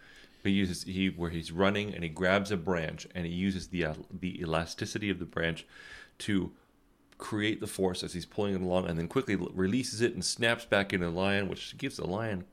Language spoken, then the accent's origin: English; Florida, United States; I grew up in Florida in a beach town, and we had the Intracoastal Waterway.